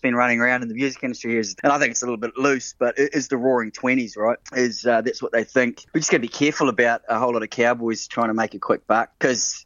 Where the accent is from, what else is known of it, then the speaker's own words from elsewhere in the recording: New Zealand; moved away; Being a Kiwi